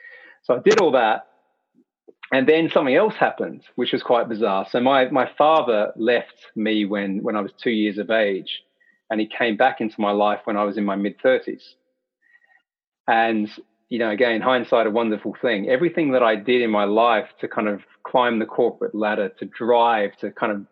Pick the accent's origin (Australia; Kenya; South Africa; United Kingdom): Australia; born there; accent: hybrid Australian English; It's a hybrid Australian English accent, and I'll get into that. So I was born in Australia